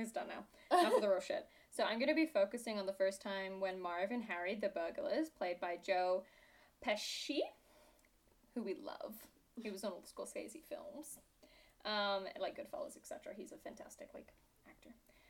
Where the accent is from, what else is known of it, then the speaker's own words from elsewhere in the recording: United Kingdom; I am British. It's actually a really bad accent. Why is everyone fooled by this? People just think I'm Australian.